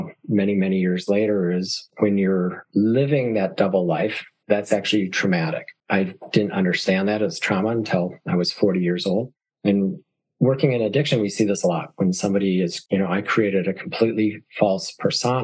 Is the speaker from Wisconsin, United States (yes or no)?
yes; northern Wisconsin, United States; now in New York, United States; I grew up in a very small town, a tiny town of 1,883 people. I think the population sign says very remote, basically south of Duluth, Minnesota. So in the northern part of Wisconsin.